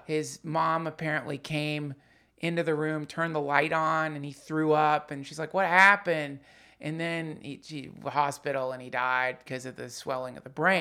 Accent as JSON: {"language": "English", "town": "Hendersonville", "region": "North Carolina", "country": "United States", "tie": "born or raised there", "said": "when I was growing up in Hendersonville, North Carolina"}